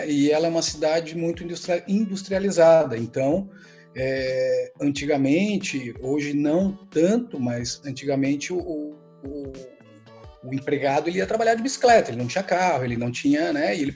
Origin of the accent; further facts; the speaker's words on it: Joinville, Santa Catarina, Brazil; born there; also born or lived in Santa Cruz do Sul / Florianópolis / Criciúma; na verdade eu nasci em Joinville uhum. e fui morar no Rio Grande do Sul, morei um tempo no Rio Grande do Sul, em Santa Cruz do Sul, e de lá vim para Florianópolis com seis anos, mais ou menos